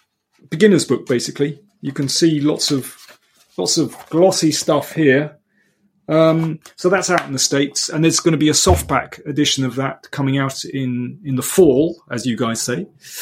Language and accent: English; London, United Kingdom; as we say in London.